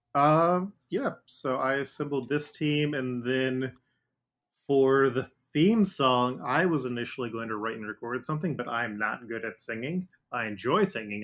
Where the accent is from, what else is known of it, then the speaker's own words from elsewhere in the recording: Dayton, Ohio, United States; I grew up in Ohio